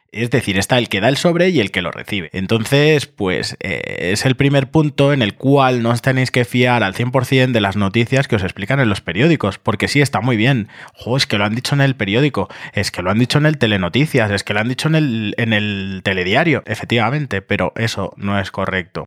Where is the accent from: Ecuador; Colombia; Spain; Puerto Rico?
Spain; Barcelona, Catalonia; yo vengo de Barcelona